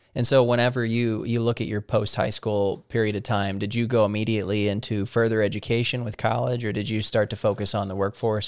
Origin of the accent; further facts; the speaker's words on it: Salem, Missouri, United States; moved away as an adult; also born or lived in Columbia, Missouri; now in Washington, D.C., United States; my hometown, small Southern Missouri little town, and, and where I'm at now in D C